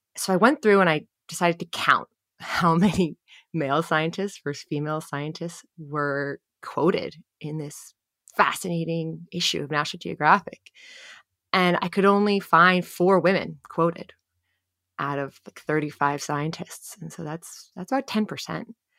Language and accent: English; New Jersey, United States; born or raised there